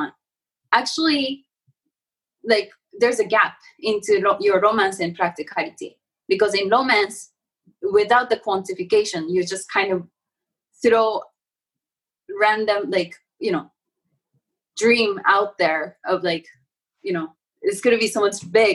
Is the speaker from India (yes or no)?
no; Japan; I'm from Japan and I have this like a Zen sort of way of upbringing